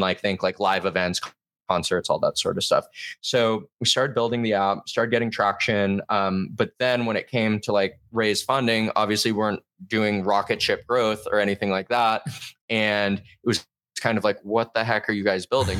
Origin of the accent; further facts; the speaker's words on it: Southern California, United States; moved away as an adult; also born or lived in Boston; I'm from Southern California originally.